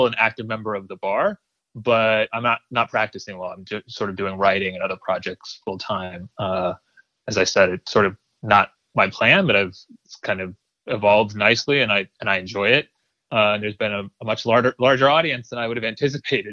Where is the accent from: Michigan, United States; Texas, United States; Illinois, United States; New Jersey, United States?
Illinois, United States; Springfield; moved away; also born or lived in New York; I was born in New York, but I grew up in Springfield, Illinois, Central Illinois, actually.